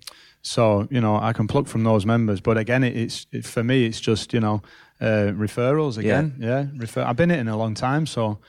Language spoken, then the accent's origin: English; Rochdale, North West England, United Kingdom; I'm from Rochdale, pal.